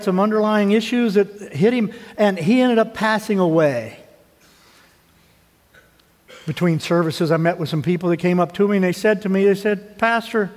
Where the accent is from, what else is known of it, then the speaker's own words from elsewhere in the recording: Missouri, United States; moved away; I grew up in Missouri